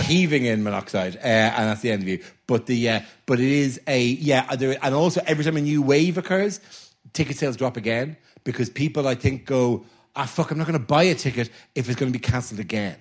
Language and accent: English; Ireland; I'm Irish